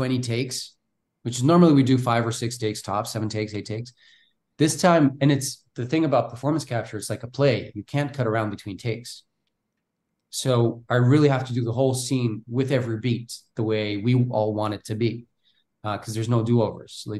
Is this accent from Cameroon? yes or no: no; Bulgaria; English is a second language; moved away as an adult; I'm from Bulgaria